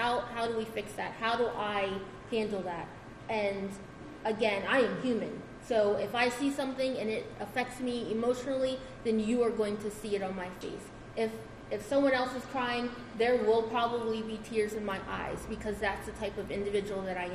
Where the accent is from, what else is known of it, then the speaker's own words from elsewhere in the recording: Slower Lower, Delaware, United States; I'm a country bumpkin. I am from Slower Lower